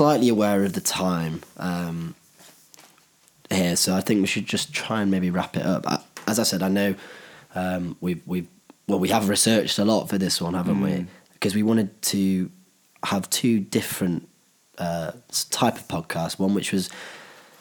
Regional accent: Cheshire, North West England, United Kingdom; also born or lived in Edinburgh; we're from Cheshire

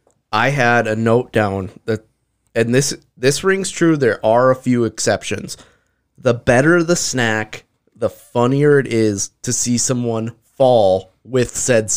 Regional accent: Bismarck, North Dakota, United States; we're from Bismarck, like a town that you could grab some people from.

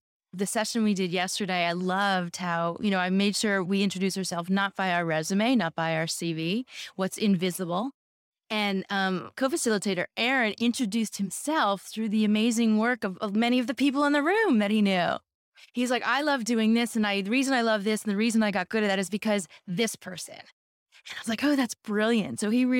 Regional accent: California, United States; moved away as an adult; You know, coming from the U.S., literally growing up in Silicon Valley in 2000 at Salesforce, and then coming down here and working with a big corporate.

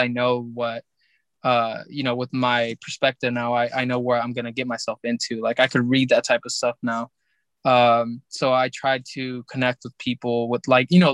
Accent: Mexico; we're from Mexico

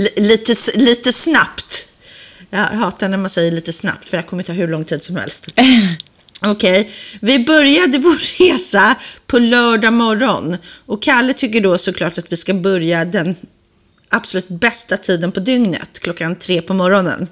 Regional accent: Sweden; moved away as an adult; also born or lived in England; now in London, United Kingdom; Jag är ju svensk

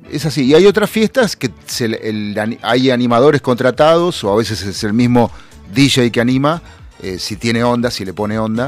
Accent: Buenos Aires Province, Argentina; somos bonaerenses

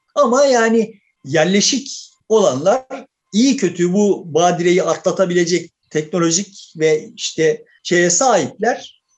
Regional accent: Turkey; biz de kendimizi o yüzden Türk diyoruz

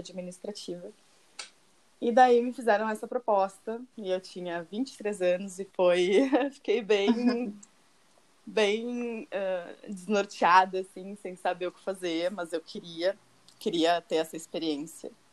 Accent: Porto Alegre, Rio Grande do Sul, Brazil; moved away as an adult; now in Tuscany, Italy; eu sou uma gaúcha de Porto Alegre, que tem 29 anos

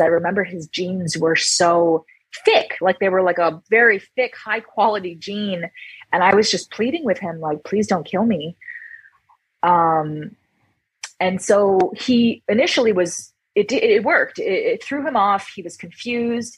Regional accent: Toronto, Ontario, Canada; moved away as an adult; now in Hawaii, United States; I was born in Toronto, Canada

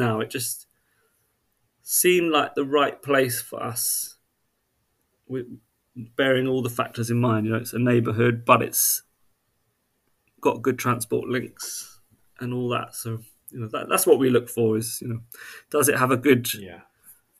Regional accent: Worcester Park, London, United Kingdom; I grew up in Worcester Park, which is near Sutton

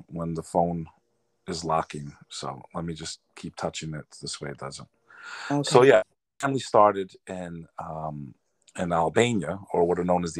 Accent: Houston, Texas, United States; also born or lived in Spring, Texas; now in New York City, United States; I was actually born in Houston.

